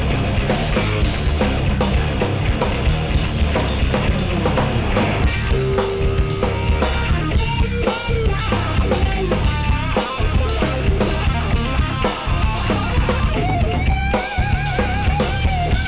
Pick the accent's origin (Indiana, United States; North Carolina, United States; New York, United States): New York, United States; my home state of New York